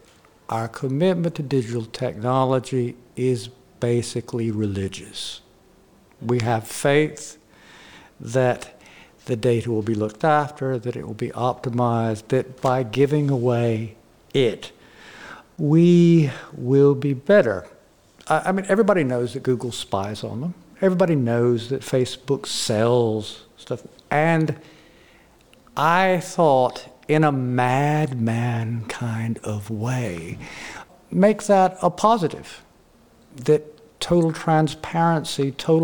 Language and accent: English; the South, United States; I come from the South